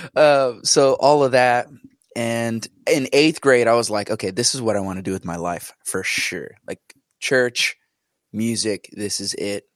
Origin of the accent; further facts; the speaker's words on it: New Jersey, United States; born and raised in New Jersey.